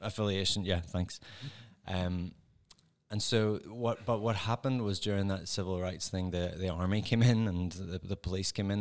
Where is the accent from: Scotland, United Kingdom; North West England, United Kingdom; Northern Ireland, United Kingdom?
Northern Ireland, United Kingdom; accent: Northern Irish; moved away as an adult; now in Ohio, United States; I'm from Northern Ireland, so I have that particular accent.